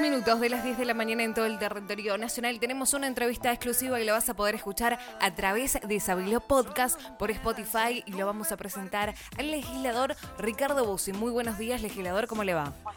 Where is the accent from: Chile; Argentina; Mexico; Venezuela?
Argentina; Tucumán; ¿a dónde estamos parados como tucumanos?